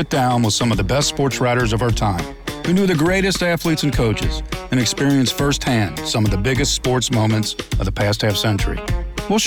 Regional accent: Newport, Kentucky, United States; living in my hometown of Newport, Kentucky, across the river from Cincinnati

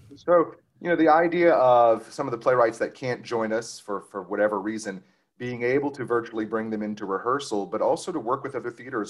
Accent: Cajun, Louisiana, United States; we're also as Cajun as we can be

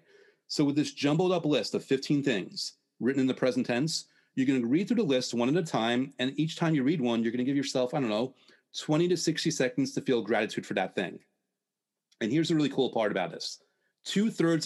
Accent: United States; me growing up in the States

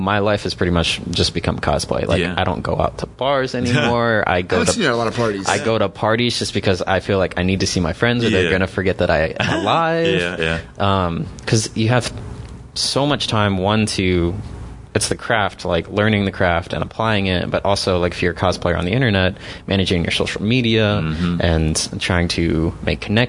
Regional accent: Dallas, Texas, United States; So I've been in Dallas since I was in third grade

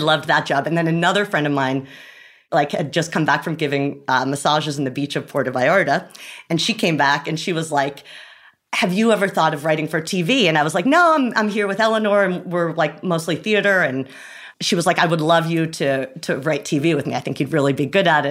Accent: Rye, New York, United States; I'm from Rye, New York, which is about 45 minutes outside

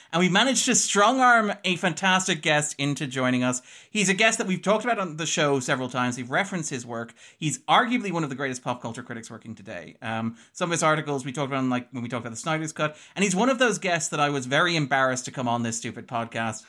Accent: Ireland; We're Irish.

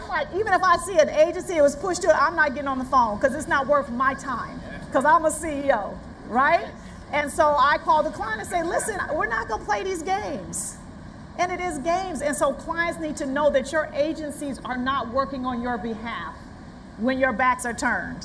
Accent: Oakland, California, United States; I'm from Oakland

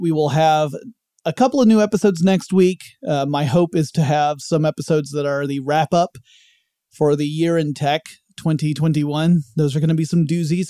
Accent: Georgia, United States; my home state of Georgia

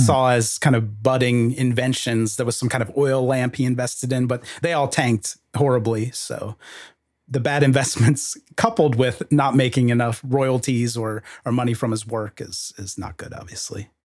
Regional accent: United States; also born or lived in Texas; as an American

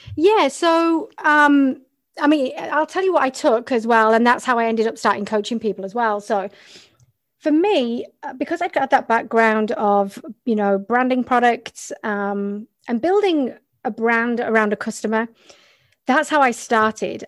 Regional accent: the north of England, United Kingdom; also born or lived in Australia; now in Montreal, Canada; I'm originally from England, which is, um, I'm from the north of England

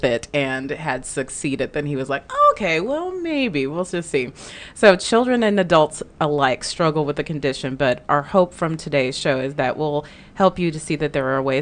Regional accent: Dallas, Texas, United States; we are from Dallas

